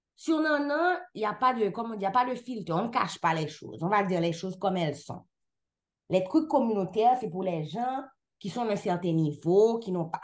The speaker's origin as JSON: {"language": "French", "country": "Haiti", "moved": "yes", "lives_now": "Canada", "said": "je suis haïtienne. Je suis haïtienne dans tous les sens"}